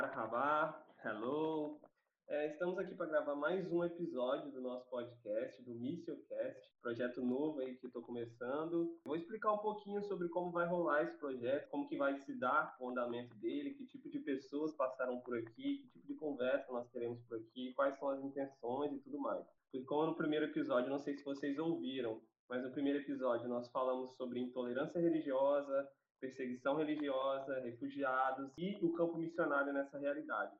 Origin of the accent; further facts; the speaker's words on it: Vitória, Espírito Santo, Brazil; eu sou de Vitória, Espírito Santo